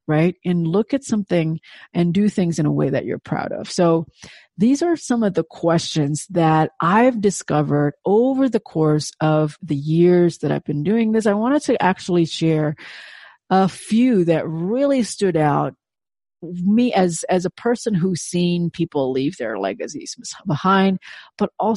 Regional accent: Indonesia; first language Indonesian; English is a second language; moved away as an adult; in Indonesian, of course, my native tongue

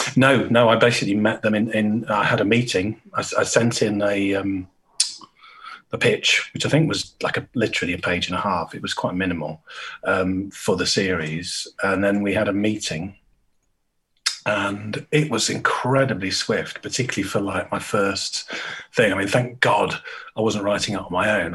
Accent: Great Harwood, North West England, United Kingdom; moved away as an adult; also born or lived in Brighton; I grew up uh, just outside Blackburn in Lancashire right Harwood

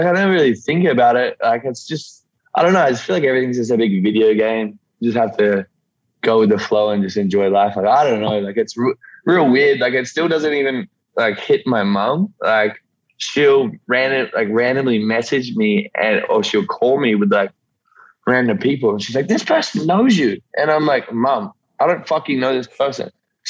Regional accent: Yeppoon, Queensland, Australia; This small country coastal town called Yeppoon.

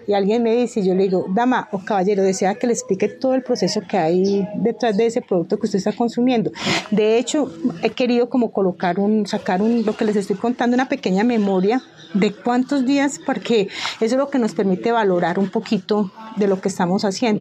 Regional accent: Pijao, Quindío, Colombia; moved away as an adult; also born or lived in Cali; Yo nací en Pijao, crecí, estudié mi bachillerato

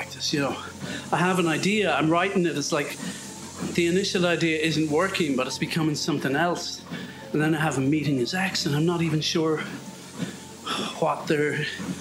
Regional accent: near Galway, Connacht, Ireland; accent: Irish; moved away; Galway, up the road from where I grew up

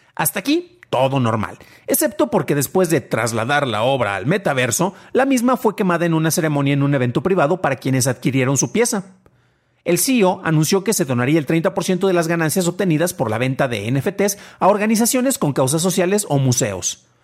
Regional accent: San Juan de los Lagos, Jalisco, Mexico; es del lugar del que yo soy nativo.

